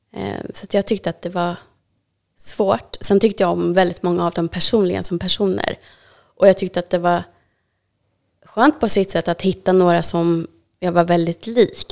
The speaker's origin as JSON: {"language": "Swedish", "town": "Täby", "region": "Stockholm County", "country": "Sweden", "tie": "born or raised there", "said": "jag växte upp i Täby"}